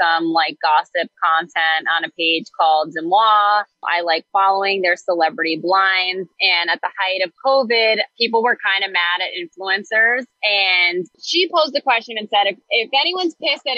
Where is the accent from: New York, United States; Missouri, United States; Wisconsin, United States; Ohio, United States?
New York, United States; Great Neck; I'm a Jewish girl from Long Island. I grew up in Great Neck.